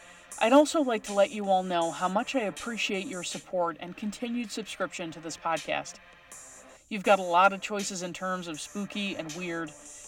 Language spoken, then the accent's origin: English; La Paz, Bolivia; I grew up in La Paz, Bolivia, in a very old house.